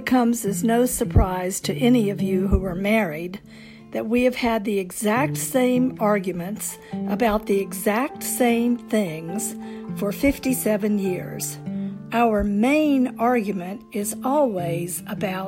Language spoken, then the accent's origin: English; North Carolina, United States; now in Miami, United States; I'm a Southern girl, born and raised in North Carolina